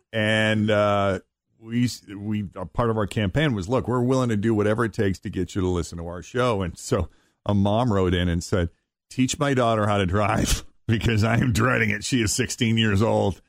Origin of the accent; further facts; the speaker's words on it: Boston, Massachusetts, United States; I'm growing up in the Boston area